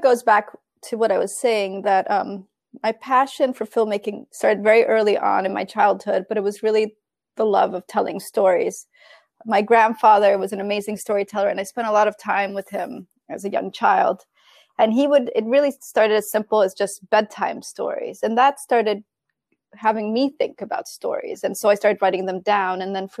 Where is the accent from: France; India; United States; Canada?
United States; New York; moved away as an adult; also born or lived in Italy; went to Italy from New York, where I grew up